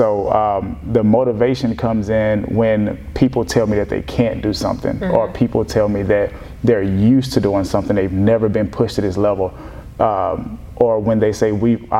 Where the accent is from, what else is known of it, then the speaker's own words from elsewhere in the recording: Rayville, Louisiana, United States; moved away as an adult; now in Houston, United States; I am born and raised in Rayville, Louisiana.